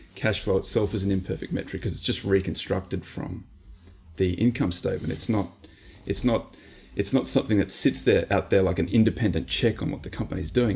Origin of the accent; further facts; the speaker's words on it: Australia; we're Australian